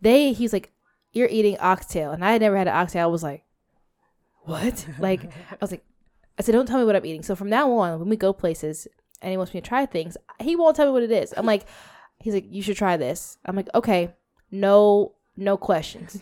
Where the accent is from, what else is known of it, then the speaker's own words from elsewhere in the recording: United States; I'm American and African American